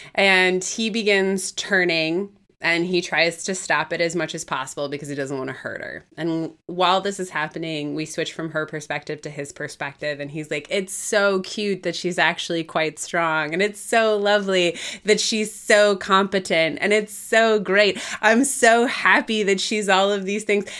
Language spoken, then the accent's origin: English; Midwest, United States; as a Midwesterner